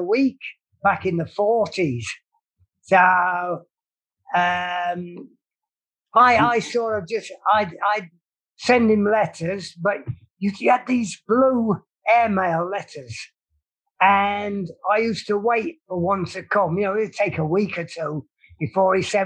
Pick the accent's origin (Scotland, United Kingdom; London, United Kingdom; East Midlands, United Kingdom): London, United Kingdom; Croydon; also born or lived in Camberwell, South London; I was born in Camberwell, South London, and then of course it was getting bombed or what have you, so they evacuated me to the other side of Croydon.